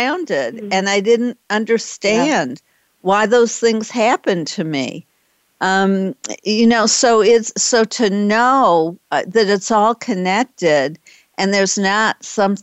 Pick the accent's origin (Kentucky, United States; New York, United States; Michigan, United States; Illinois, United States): Michigan, United States; Detroit; also born or lived in Boston; now in Dallas, United States; I used to live in Boston, and I was born in Detroit, so I'm in Dallas now